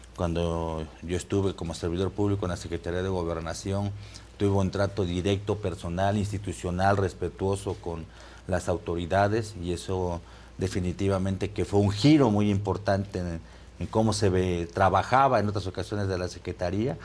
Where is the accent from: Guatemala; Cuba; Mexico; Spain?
Mexico; Zinacatepec, Puebla; Yo nací en Sinacatepec, Puebla